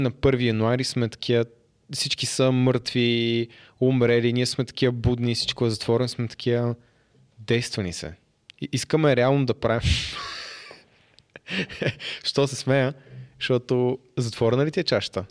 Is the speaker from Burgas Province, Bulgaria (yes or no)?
no; Haskovo, Haskovo Province, Bulgaria; не съм от София, аз съм от Хасково